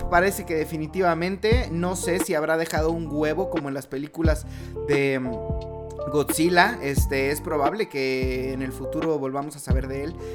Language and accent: Spanish; Mexico; Y bueno, como buenos mexicanos, nosotros vamos a esperar que todo se solucione mágicamente